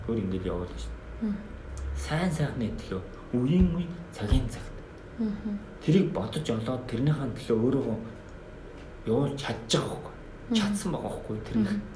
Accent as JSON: {"language": "Mongolian", "country": "Mongolia", "said": "бид бол Монгол хүн гэдгийг мартаж болохгүй."}